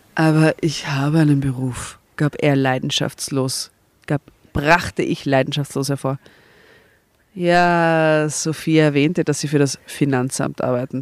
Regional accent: Austria; bei uns in Österreich

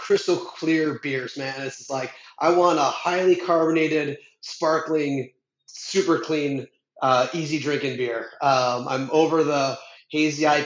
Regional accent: Minnesota, United States; moved away; I'm from Minnesota

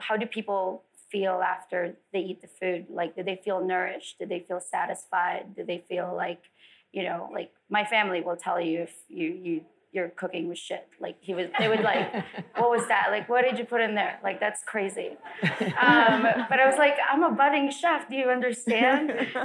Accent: Philippines; born or raised there; also born or lived in Las Vegas; now in California, United States

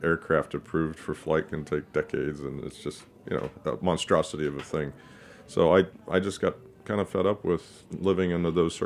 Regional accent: Texas, United States; I grew up in Texas

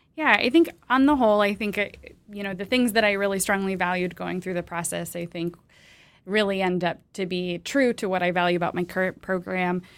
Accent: Michigan, United States; moved away as an adult; now in Ann Arbor, United States; I'm actually from Michigan, although I've spent the last decade plus outside of Michigan

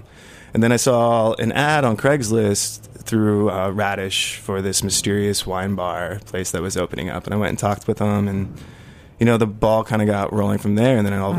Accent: Fort Collins, Colorado, United States; now in Brooklyn, United States; I come from Fort Collins, Colorado, the home of amazing beer.

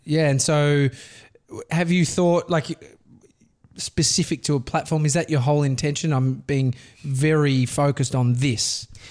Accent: Australia; accent: Australian; my accent

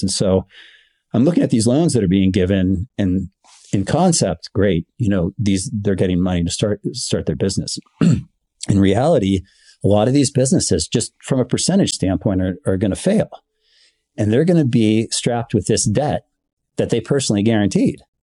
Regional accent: Bay Area, California, United States; I'm local from the Bay Area. I've grown up here my entire life

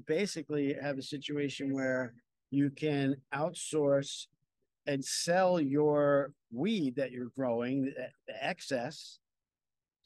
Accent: New York, United States; I'm a New Yorker

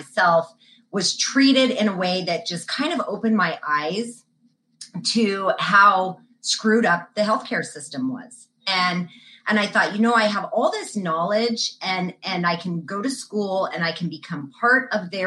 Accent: New Mexico, United States; Born and raised in New Mexico

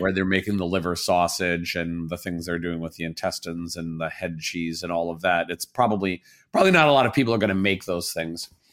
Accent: Southern Indiana, United States; also born or lived in Illinois; I'm from Southern Indiana.

